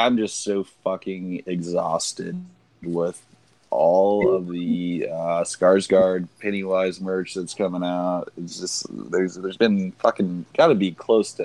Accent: Wichita Falls, Texas, United States; That's where I was born.

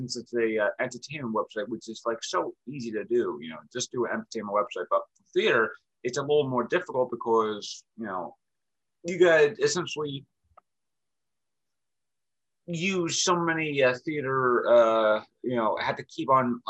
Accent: New York City, New York, United States; I live in Brooklyn. I was born in Brooklyn. So I'm like, I'm from Brooklyn

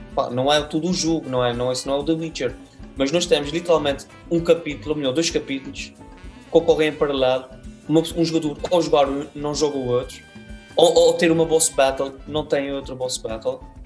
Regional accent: Azores, Portugal; Nós cá nos Açores

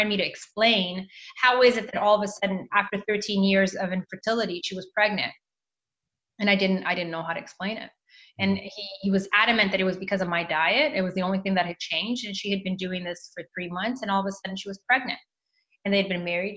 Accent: Mozambique; moved away; also born or lived in Canada; I went back to Mozambique, which is where I am from, my country of birth.

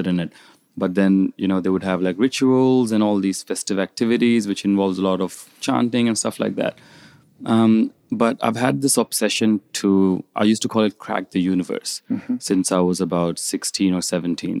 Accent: India; moved away as an adult; also born or lived in New Zealand; So I moved from India. I went to New Zealand when I was about 18.

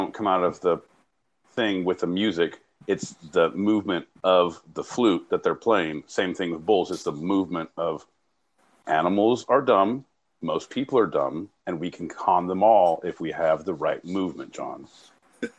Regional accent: Northern California, United States; I grew up in Northern California

